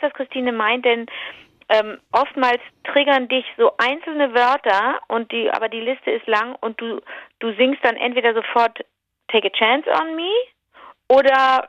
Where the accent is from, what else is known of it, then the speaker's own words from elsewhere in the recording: Rhineland, Germany; bei uns im Rheinland sind Teilchen so Gebäck, ist Plundergebäck